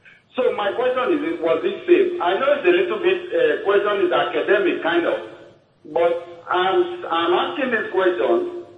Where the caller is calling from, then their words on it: Warri, Delta, Nigeria; I'm calling from Warri.